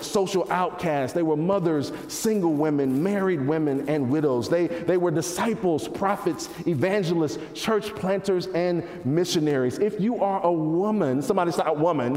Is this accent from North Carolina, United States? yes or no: yes; North Carolina, United States; moved away; I grew up in North Carolina